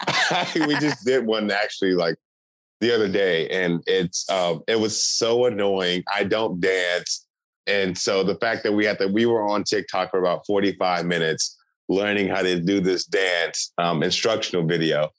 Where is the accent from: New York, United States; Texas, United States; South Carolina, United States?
Texas, United States; Houston; I'm from Houston.